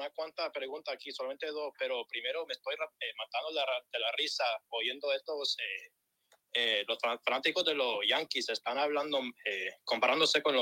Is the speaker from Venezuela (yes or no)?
yes; Venezuela; Lo que pasa es que yo soy venezolano